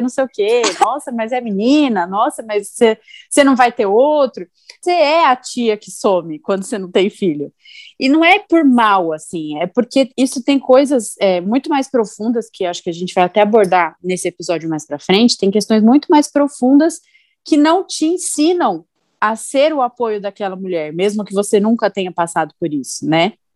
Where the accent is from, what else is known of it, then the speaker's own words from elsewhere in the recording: São Paulo, Brazil; moved away as an adult; now in Indaiatuba, Brazil; eu sou de São Paulo, né? Eu moro em Dayatuba há três anos